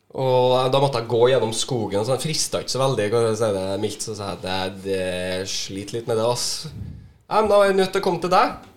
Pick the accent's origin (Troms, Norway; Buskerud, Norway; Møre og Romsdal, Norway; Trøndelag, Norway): Trøndelag, Norway; jeg er jo fra Trøndelag